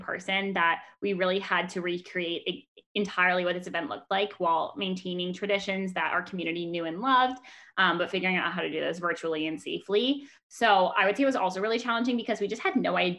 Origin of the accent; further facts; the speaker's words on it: Menlo Park, California, United States; I'm a current fourth year from Menlo Park, California